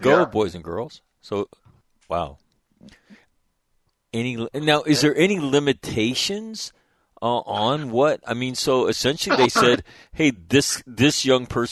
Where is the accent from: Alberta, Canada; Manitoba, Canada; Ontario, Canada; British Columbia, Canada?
Manitoba, Canada; I'm from Manitoba